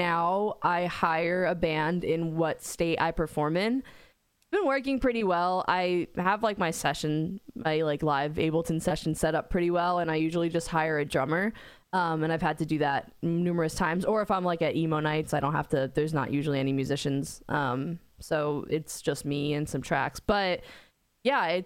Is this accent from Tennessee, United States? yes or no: no; New Jersey, United States; also born or lived in North Carolina; I went to school in North Carolina and I'm from Jersey